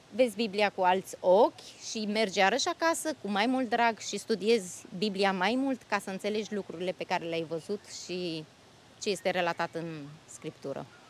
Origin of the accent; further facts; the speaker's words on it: Bucharest, Romania; moved away as an adult; now in Austria; româncă din București. Sunt stabilită de 10 ani în Austria